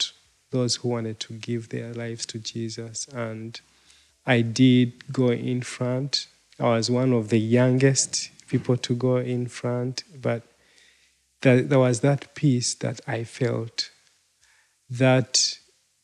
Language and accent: English; Uganda; I am from Uganda